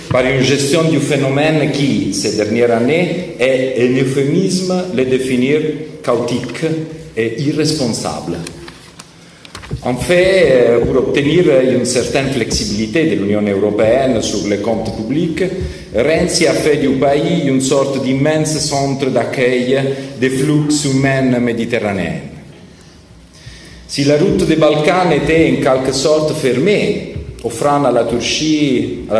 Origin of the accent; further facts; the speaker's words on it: Naples, Campania, Italy; French is a second language; Je suis de Naples